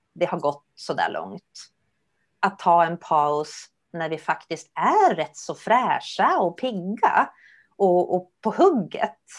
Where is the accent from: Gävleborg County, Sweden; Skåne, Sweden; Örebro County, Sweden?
Gävleborg County, Sweden; Gävle; now in Stockholm, Sweden; Gävle är jag uppvuxen